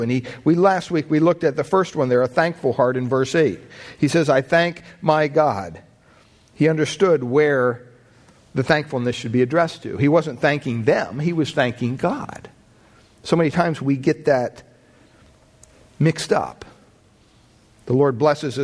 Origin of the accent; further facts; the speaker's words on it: Pennsylvania, United States; growing up in Pennsylvania on the property we had